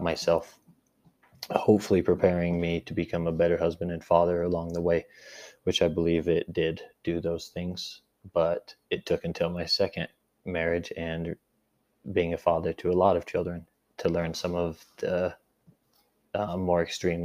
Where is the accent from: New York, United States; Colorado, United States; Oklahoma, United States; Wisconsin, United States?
Colorado, United States; Grand Junction; I'm from Grand Junction, Colorado, and I was born and raised in a strong LDS family